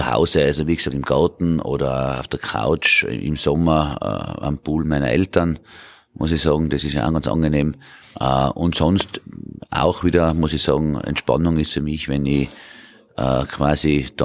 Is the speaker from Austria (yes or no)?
yes; Hall in Tirol, Tyrol, Austria; born there; also born or lived in Vienna / Salzburg / United States; geboren in Tirol, in Halle in Tirol, vor mittlerweile 58 Jahren, muss man schon sagen. Äh, und ich wohne auch mittlerweile wieder in Tirol.